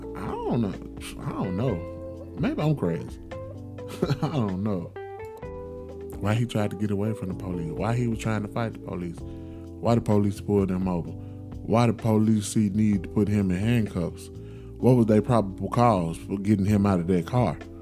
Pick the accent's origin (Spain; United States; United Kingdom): United States; Memphis, Tennessee; my hometown, Memphis, Tennessee, love it to death